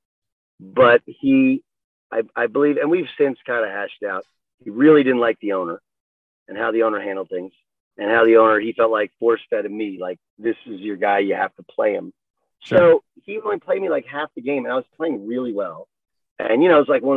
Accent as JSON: {"language": "English", "region": "Southern California", "country": "United States", "tie": "born or raised there", "said": "I grew up in Southern California"}